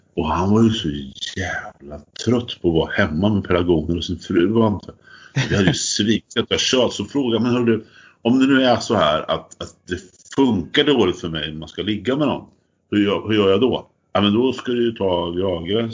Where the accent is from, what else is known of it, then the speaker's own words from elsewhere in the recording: Fornåsa, Östergötland, Sweden; jag är uppvuxen i Fornåsa